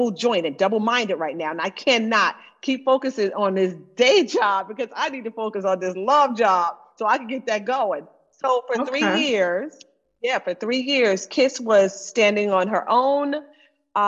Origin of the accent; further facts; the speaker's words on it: Florida, United States; moved away; I'm originally from Florida